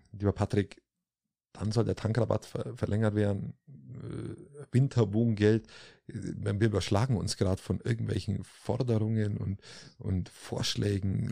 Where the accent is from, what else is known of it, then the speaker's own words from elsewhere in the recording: Allgäu, Germany; Bei uns im Allgäu, im schönen Allgäu